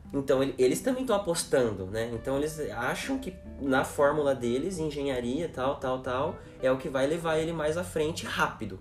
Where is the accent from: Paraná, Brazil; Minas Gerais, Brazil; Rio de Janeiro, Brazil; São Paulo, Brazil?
São Paulo, Brazil; Cotia; nascido em São Paulo, mas crescido em Cotia